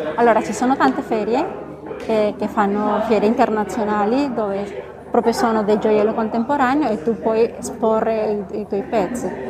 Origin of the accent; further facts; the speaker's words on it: Venezuela; accent: Spanish; Italian is a second language; moved away as an adult; also born or lived in Bogotá, Colombia / Italy / France / Geneva, Switzerland; now in Divonne-les-Bains, France; Ho vissuto in Venezuela ovviamente perché è la mia terra natale